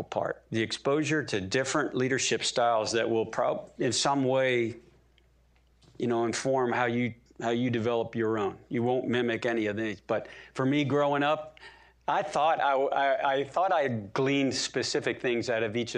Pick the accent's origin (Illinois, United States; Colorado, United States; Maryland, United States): Maryland, United States; we're both Marylanders